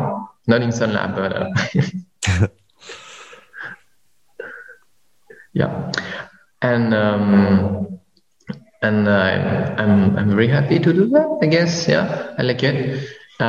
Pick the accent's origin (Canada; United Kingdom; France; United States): France; moved away as an adult; now in Vietnam; I was born in Vietnam. Then I moved to France when I was young, and I just came back in Vietnam 2 years ago to work